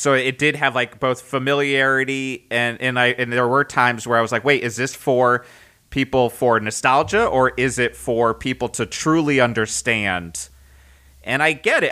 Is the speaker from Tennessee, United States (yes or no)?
no; Connecticut, United States; moved away; also born or lived in Boston; growing up in Connecticut